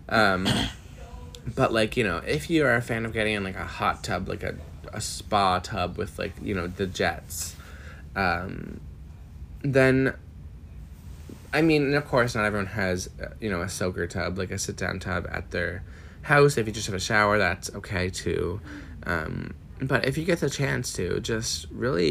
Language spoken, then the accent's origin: English; Miramichi, New Brunswick, Canada; moved away as an adult; now in Halifax, Canada; I come from Miramichi, New Brunswick, very small.